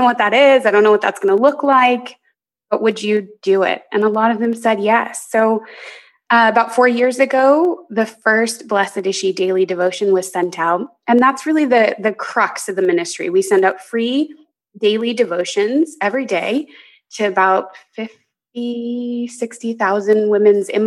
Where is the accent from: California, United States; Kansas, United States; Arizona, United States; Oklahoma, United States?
Arizona, United States; I'm originally from Arizona.